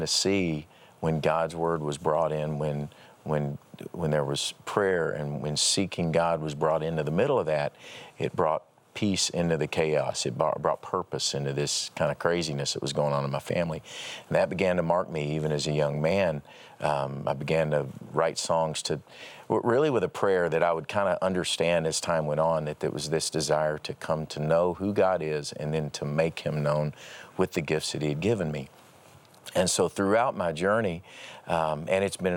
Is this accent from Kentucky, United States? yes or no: yes; Paducah, Kentucky, United States; growing up in Paducah, Kentucky